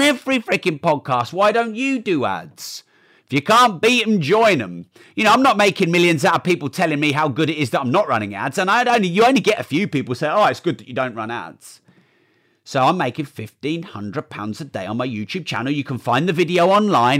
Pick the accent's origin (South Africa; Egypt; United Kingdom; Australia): United Kingdom; I'm too British